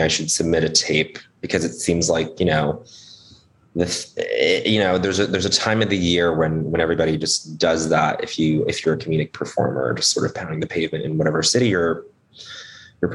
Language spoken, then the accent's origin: English; Montreal, Quebec, Canada; now in United States; I grew up in Montreal.